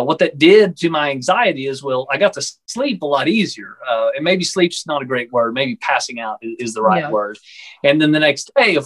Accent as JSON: {"language": "English", "region": "Texas", "country": "United States", "said": "I'm from the Texas area in the United States"}